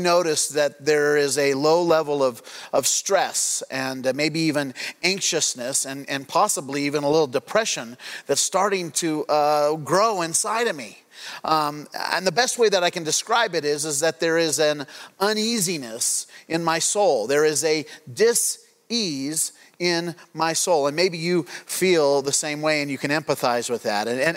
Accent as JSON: {"language": "English", "town": "Craig", "region": "Colorado", "country": "United States", "tie": "born or raised there", "said": "When I grew up, I grew up in Craig, Colorado"}